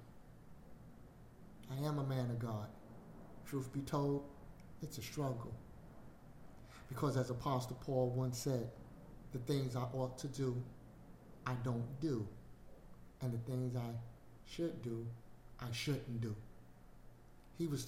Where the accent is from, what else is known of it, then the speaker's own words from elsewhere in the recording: New York City, New York, United States; I grew up in Brooklyn